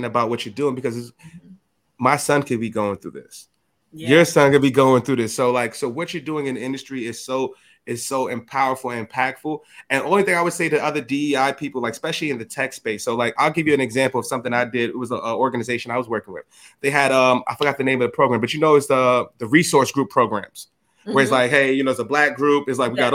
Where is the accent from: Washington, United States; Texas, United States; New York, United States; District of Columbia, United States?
New York, United States; New York City; I'm from the hood. I'm from the Bronx